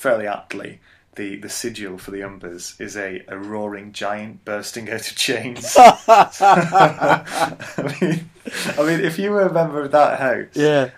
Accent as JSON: {"language": "English", "town": "Bolton", "region": "North West England", "country": "United Kingdom", "moved": "yes", "said": "I'm from Bolton originally"}